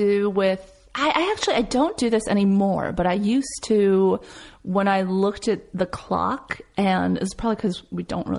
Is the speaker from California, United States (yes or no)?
yes; Los Angeles, California, United States; also born or lived in Columbus, Ohio / Florida; I grew up in LA.